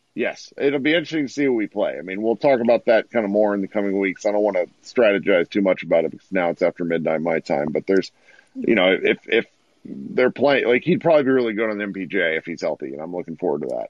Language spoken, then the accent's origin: English; Missouri, United States; I was born in Missouri